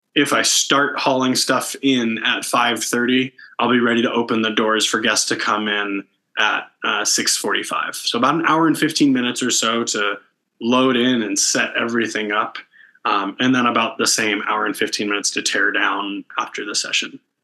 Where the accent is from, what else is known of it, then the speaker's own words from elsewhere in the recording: Canton, Ohio, United States; moved away as an adult; also born or lived in Athens, Ohio / Kentucky / Indianapolis, Indiana; now in Denver, United States; I grew up in Northeast Ohio uh, in Canton